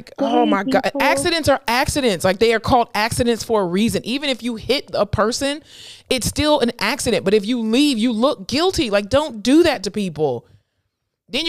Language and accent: English; Florida, United States; now in Texas, United States; I'm from Florida.